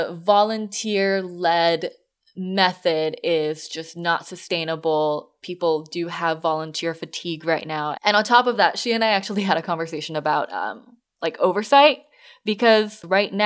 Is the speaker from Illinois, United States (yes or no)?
no; Southern California, United States; now in Northern California, United States; I grew up in SoCal and I'm here in NorCal